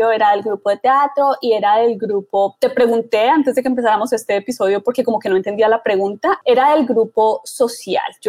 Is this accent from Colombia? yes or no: yes; Bogotá, Colombia; now in United States; Soy originalmente de Bogotá, Colombia.